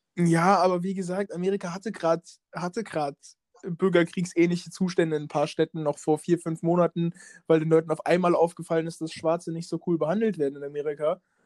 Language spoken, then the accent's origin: German; Schweich, Rhineland-Palatinate, Germany; in meiner Heimatstadt